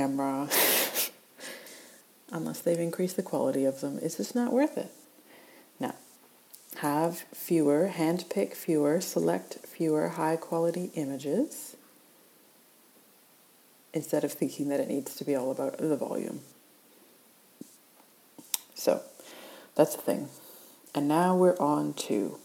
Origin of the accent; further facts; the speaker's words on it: Canada; now in Australia; I live in Australia. I'm originally from Canada, and I like to say aboot.